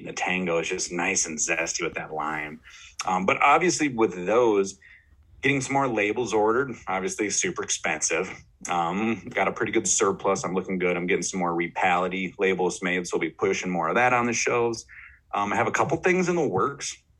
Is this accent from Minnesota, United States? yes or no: yes; Austin, Minnesota, United States; my hometown, mm-hmm. Austin, Minnesota